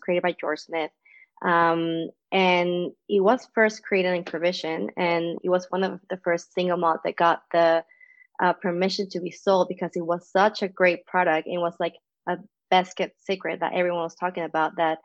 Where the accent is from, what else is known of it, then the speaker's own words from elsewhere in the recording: Venezuela; moved away as an adult; also born or lived in Colombia; now in Canada; As you know for the accent, I'm not from Canada either. I'm from Venezuela.